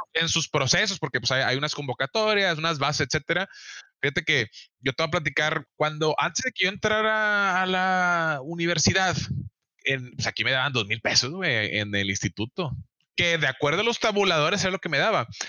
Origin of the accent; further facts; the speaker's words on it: Mexico; yo tuve la oportunidad de ir como único mexicano